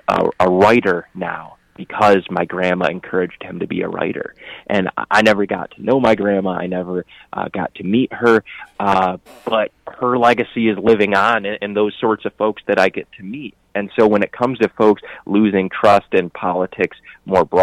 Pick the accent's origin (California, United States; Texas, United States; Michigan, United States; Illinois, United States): Michigan, United States; Flushing; when I'm knocking in Flushing, my hometown and where my parents grew up, they know my parents